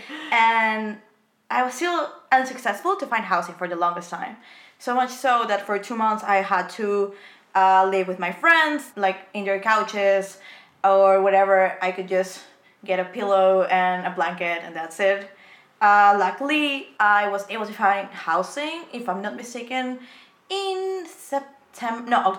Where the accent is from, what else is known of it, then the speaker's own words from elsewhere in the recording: Peru; moved away as an adult; now in Amsterdam, Netherlands; born and raised in Peru